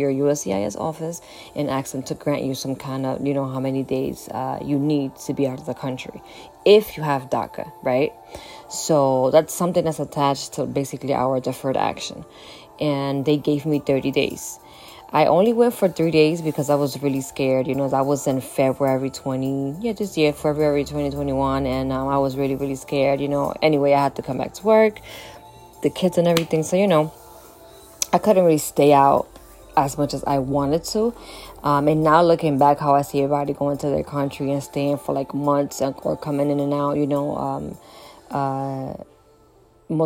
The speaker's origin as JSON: {"language": "English", "country": "United States", "tie": "born or raised there", "also_born_or_lived": "Dominican Republic", "said": "I've been here, since 9, went to, you know, elementary school here. I went to high school here"}